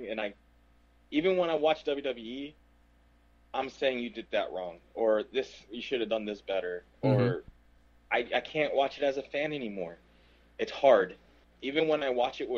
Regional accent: Puerto Rico; I'm Puerto Rican.

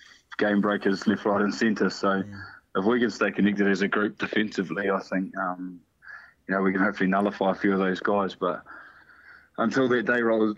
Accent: Manawatū-Whanganui, New Zealand; also born or lived in Taranaki; I'm from Tami, went to school here. You know, this is where my rugby started.

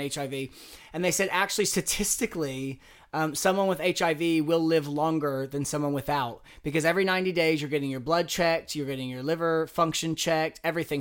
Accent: Southern Indiana, United States; moved away; I was twenty-one years old. I was from Southern Indiana.

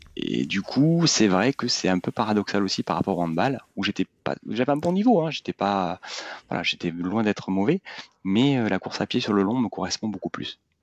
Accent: Bordeaux, Nouvelle-Aquitaine, France; je suis originaire de Bordeaux

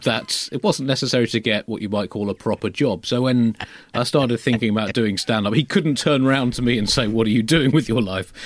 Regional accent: United Kingdom; as a Brit growing up in the late twentieth century

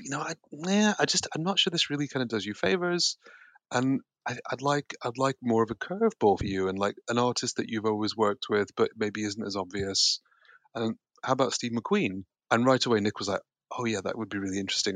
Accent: Yorkshire and the Humber, United Kingdom; also born or lived in Connecticut, United States; now in London, United Kingdom; I was born in America, but I grew up here

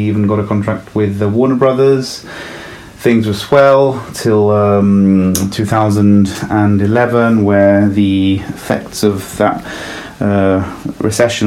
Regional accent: London, United Kingdom; also born or lived in Italy; I was born in Italy, but I grew up in north of London. That's the reason behind the accent.

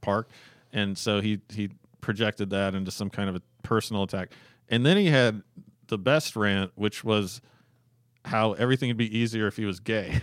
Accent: Alaska, United States; we're from Alaska. My parents had lived in Alaska for thirty years or whatever

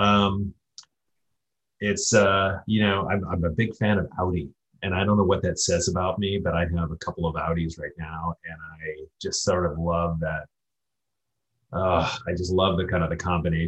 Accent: Ohio, United States; I'm from Ohio

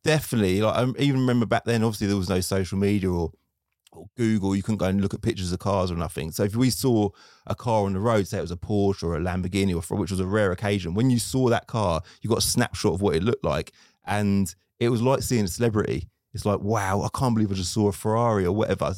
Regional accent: Luton, East of England, United Kingdom; I'm from Luton

